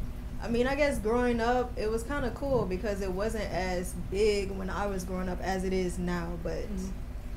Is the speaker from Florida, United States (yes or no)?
yes; Daytona Beach, Florida, United States; accent: Southern; I'm originally from Daytona.